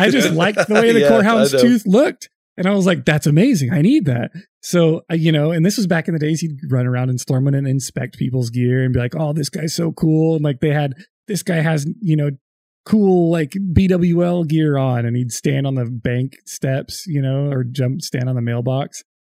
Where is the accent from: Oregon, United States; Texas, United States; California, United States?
California, United States; I'm from California.